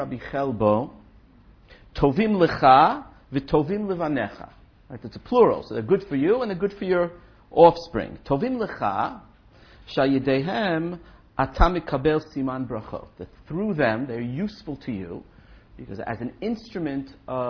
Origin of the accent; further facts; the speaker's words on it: New York City, New York, United States; I was brought up in Brooklyn